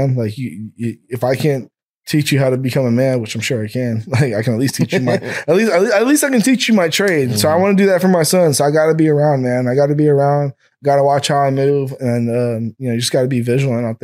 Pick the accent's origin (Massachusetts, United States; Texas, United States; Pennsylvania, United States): Texas, United States; Austin; I know I'm from here, but I'm from Texas.